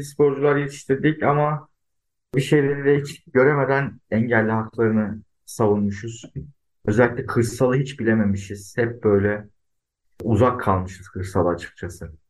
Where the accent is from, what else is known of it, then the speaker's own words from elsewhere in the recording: Adana, Turkey; born there; Tabii yani ben 1980 Adana doğumluyum.